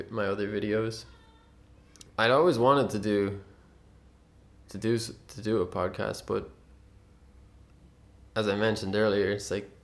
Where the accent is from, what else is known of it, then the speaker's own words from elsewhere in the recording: Ireland; being born and raised in Ireland